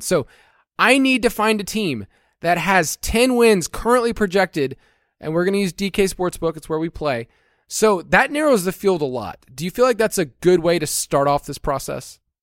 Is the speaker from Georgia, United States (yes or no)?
yes; Georgia, United States; I'm from Georgia, so the Masters is a big deal